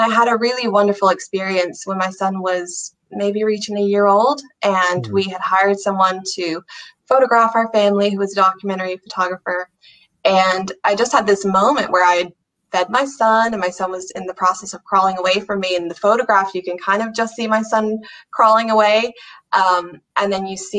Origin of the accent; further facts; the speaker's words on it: United States; moved away as an adult; now in Ireland; I'm from America originally, I've lived in Ireland for about 8 years now